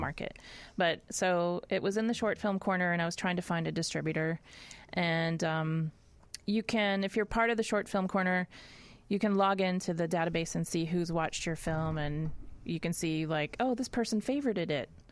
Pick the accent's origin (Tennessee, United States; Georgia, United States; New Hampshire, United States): Tennessee, United States; Nashville; moved away as an adult; also born or lived in Boston, Massachusetts; I grew up in Nashville, Tennessee